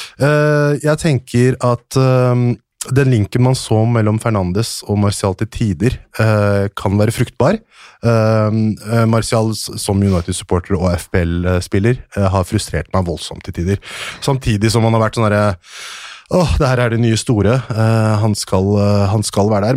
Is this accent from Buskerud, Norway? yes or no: yes; Hønefoss, Buskerud, Norway; Ja, jeg er fra Hønefoss. Jeg er fra en liten bygd ti minutter unna sentrum, som heter Haugsbygd.